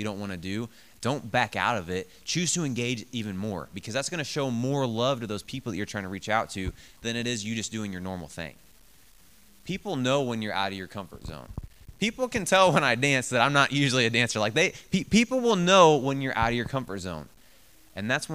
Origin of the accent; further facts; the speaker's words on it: Bethalto, Illinois, United States; I grew up in Bethalto